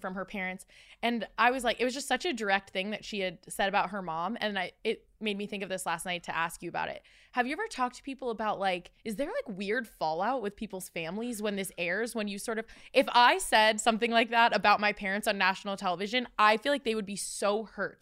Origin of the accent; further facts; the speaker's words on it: Tampa, Florida, United States; moved away as an adult; also born or lived in Los Angeles; I'm from Tampa, and so coming to, like, I moved to L A when I was eighteen for college